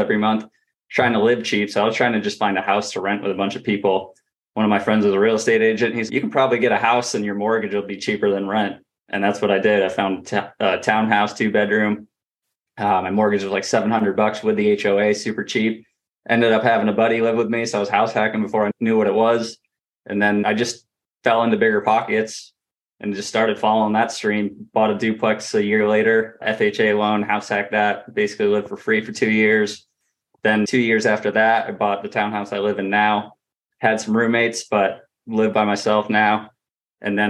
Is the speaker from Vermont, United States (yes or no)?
yes; Vermont, United States; moved away as an adult; also born or lived in Rochester, New York; I grew up in Vermont, went to school in Rochester, New York.